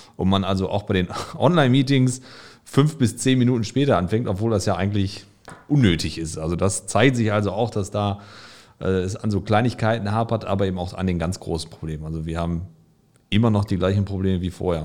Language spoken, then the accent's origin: German; Gelsenkirchen, North Rhine-Westphalia, Germany; ich komme aus Gelsenkirchen, das hört man auch zwischendurch.